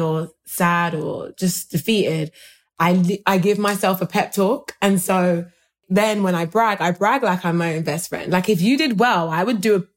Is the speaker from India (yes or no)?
no; United Kingdom; British people